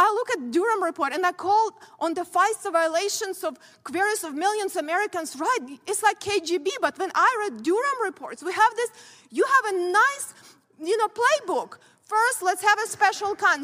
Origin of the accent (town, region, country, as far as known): Ukraine; born or raised there; moved away as an adult; now in United States